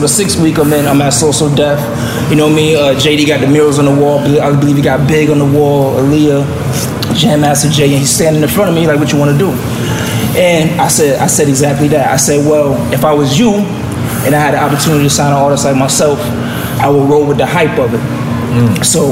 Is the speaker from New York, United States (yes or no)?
yes; Rochester, New York, United States; I'm from Rochester, New York